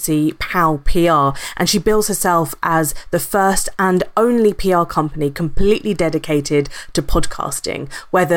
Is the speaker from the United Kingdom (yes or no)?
yes; Brighton, South East England, United Kingdom; I'm from Brighton